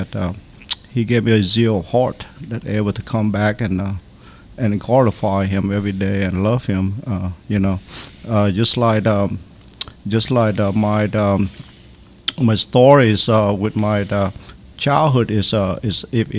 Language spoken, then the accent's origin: English; United States; And when when I grew up here in America, I was screwed, man.